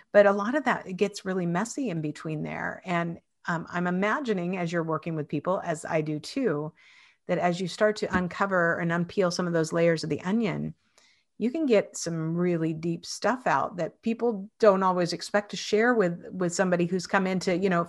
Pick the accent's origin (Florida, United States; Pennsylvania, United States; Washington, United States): Washington, United States; Spokane; in Spokane where I grew up in Washington.